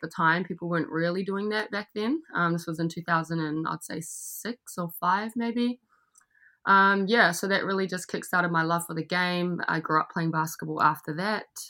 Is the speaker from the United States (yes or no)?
no; Gisborne, New Zealand; moved away as an adult; also born or lived in Australia; I'm from New Zealand, so I grew up in Gisborne, which is on the east coast. I uh, spent most of my life there. Went to high school there